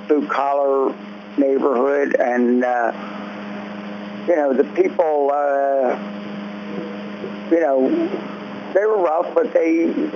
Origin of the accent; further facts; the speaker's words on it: Philadelphia, Pennsylvania, United States; I grew up in North Philly